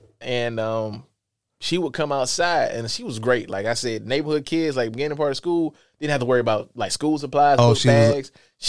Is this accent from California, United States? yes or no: no; Lithonia, Georgia, United States; also born or lived in Columbia; I was born in Columbia, but my mom moved me when we was, like, six, like, to East Atlanta where my aunt stayed at. So we stayed in, like, Lithonia, Georgia, Stone Mountain area.